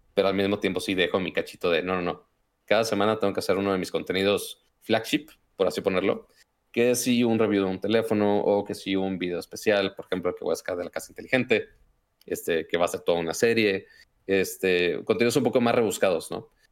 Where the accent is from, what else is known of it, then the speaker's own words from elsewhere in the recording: Monterrey, Nuevo León, Mexico; accent: norteño; yo soy de Monterrey, entonces es el otro tipo de norteño